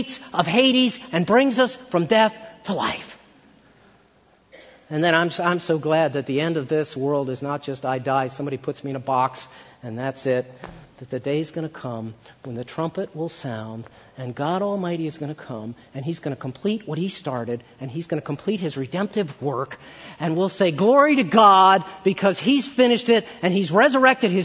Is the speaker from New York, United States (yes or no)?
no; Maryland, United States; I grew up in Maryland